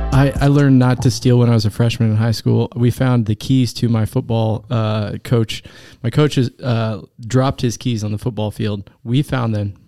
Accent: Derby, Kansas, United States; I grew up in Derby, Kansas.

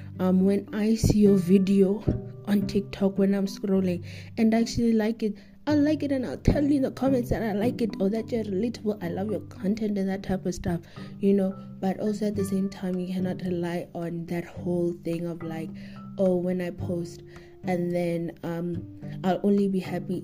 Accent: South Africa; me as a South African, me as an African

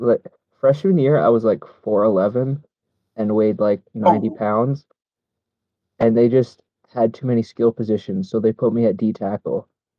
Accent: Rhode Island, United States; also born or lived in Boston; I grew up in Rhode Island, like basically my whole life, And before that, I lived in Boston

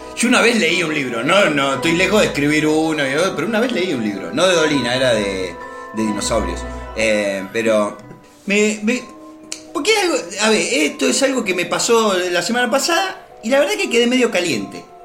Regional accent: Argentina; lo cálido que somos nosotros los argentinos

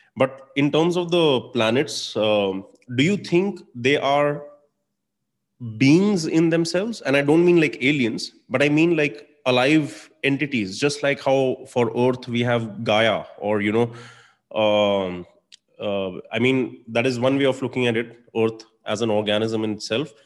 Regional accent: India; moved away as an adult; also born or lived in Dublin; growing up in India

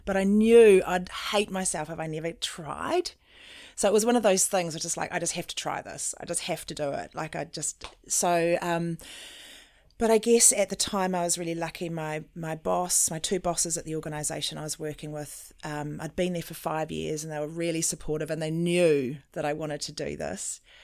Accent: New Zealand; also born or lived in South Africa; when I was three and my brother was one, um, my parents brought us to New Zealand on a ship

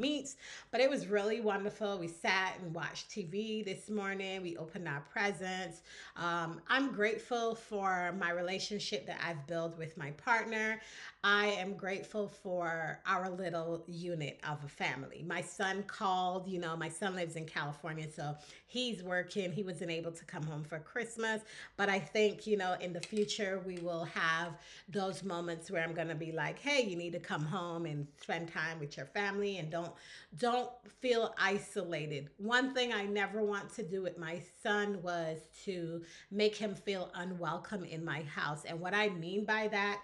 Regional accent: Barbados; when I grew up in Barbados, I grew up on the British side of things

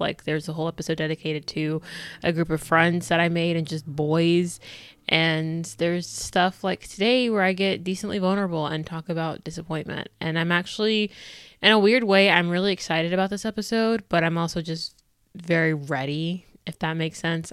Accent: United States; I'm black, I'm American, I'm Christian

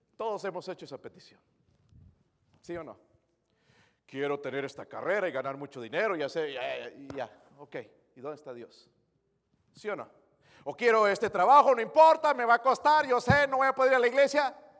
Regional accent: Bolivia; moved away; Soy de Bolivia

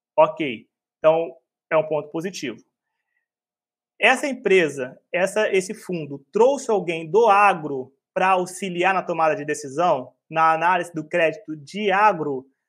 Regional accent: Rio de Janeiro, Brazil; eu sou um carioca

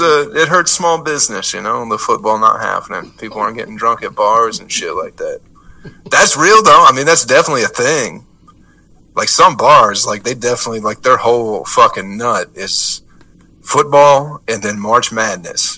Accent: Michigan, United States; now in Atlanta, United States; I'm from Michigan

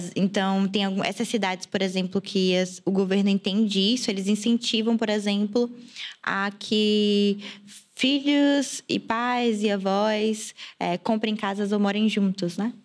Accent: Salvador, Bahia, Brazil; moved away as an adult; eu saí de Salvador tem um ano e oito meses, nove meses

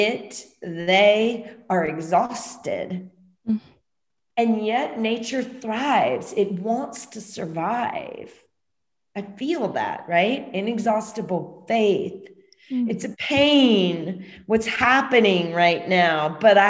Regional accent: Louisiana, United States; moved away as an adult; I'm from Louisiana, you know, I was there during different hurricanes

